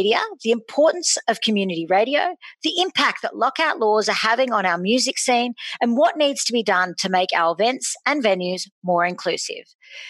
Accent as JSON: {"language": "English", "town": "Sydney", "region": "New South Wales", "country": "Australia", "tie": "born or raised there", "also_born_or_lived": "Randwick / Bondi", "said": "I'm born and bred in Bronte. The furthest south I've ever lived is Randwick. And the furthest north I've lived is Bondi."}